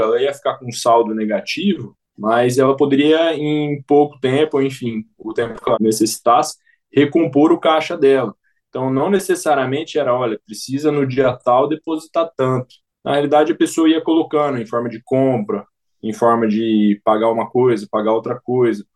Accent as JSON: {"language": "Portuguese", "town": "Campo Grande", "region": "Mato Grosso do Sul", "country": "Brazil", "said": "Sou aqui de Campo Grande, Mato Grosso do Sul"}